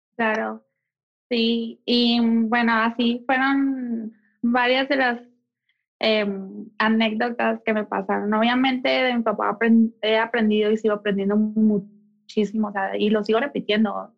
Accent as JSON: {"language": "Spanish", "town": "Mexicali", "region": "Baja California", "country": "Mexico", "tie": "born or raised there", "moved": "as an adult", "lives_now": "Mexico City, Mexico", "said": "nací, crecí y estudié en Mexicali, Baja California"}